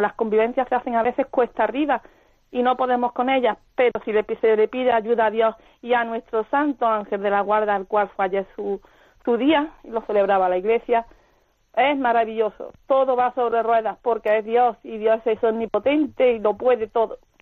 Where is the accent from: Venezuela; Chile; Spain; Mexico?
Spain; Ronda, Andalusia; soy de Málaga